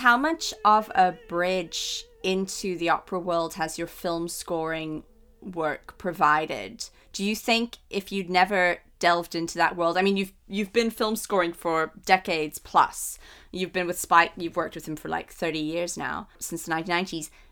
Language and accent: English; South Africa; I'm from South Africa